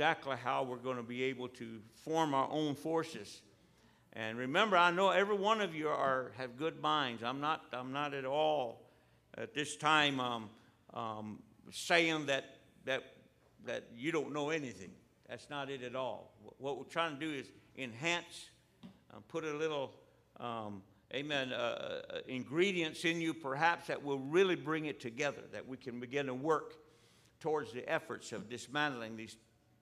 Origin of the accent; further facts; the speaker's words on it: United States; Here in America, we have 586 tribes here. You call us Indians in a package deal.